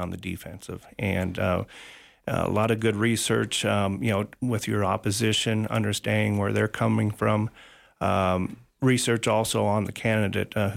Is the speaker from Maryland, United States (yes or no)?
no; Elmwood, Illinois, United States; moved away as an adult; also born or lived in Wisconsin / Peoria, Illinois; now in Sheridan, United States; I grew up in central Illinois, a small town called Elmwood